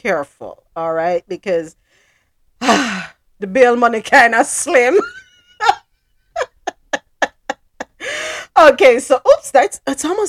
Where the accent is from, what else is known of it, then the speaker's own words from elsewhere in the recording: Jamaica; I'm Jamaican